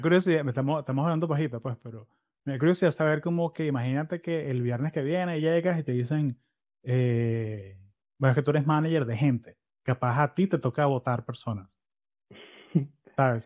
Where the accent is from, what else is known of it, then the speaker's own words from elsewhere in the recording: Florida, United States; Yo soy de Florida